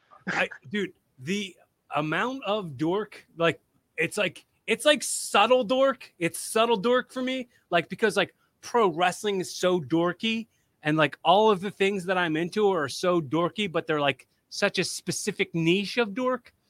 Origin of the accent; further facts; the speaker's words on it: Philadelphia, Pennsylvania, United States; we're from Philly